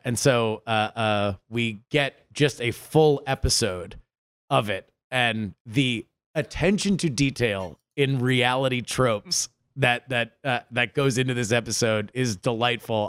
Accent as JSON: {"language": "English", "region": "South Florida", "country": "United States", "tie": "born or raised there", "said": "I grew up in South Florida"}